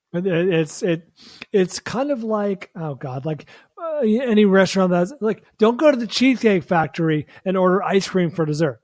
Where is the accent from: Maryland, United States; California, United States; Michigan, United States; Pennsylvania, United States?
California, United States; San Francisco; now in Los Angeles, United States; my hometown of San Francisco or the Bay Area